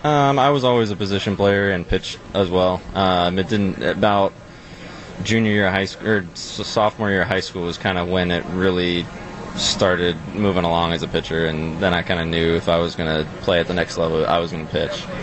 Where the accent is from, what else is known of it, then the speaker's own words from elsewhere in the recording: Arizona, United States; moved away as an adult; also born or lived in Seattle, Washington; now in Milwaukee, United States; I moved to Arizona pretty young